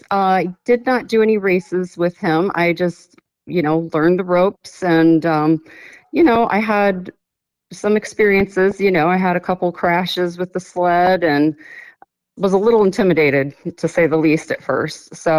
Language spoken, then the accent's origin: English; Illinois, United States; moved away as an adult; now in Chugach, Alaska, United States; I'm originally from Illinois. I moved to Alaska in 2013.